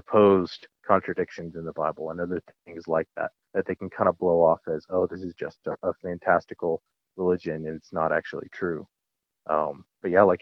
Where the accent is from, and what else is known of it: United States; also born or lived in Central Asia